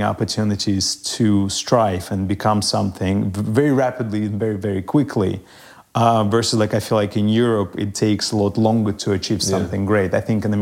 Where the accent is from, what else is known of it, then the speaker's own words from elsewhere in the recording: Russia; now in United States; growing up in Russia was very different than growing up, I believe, in any other country.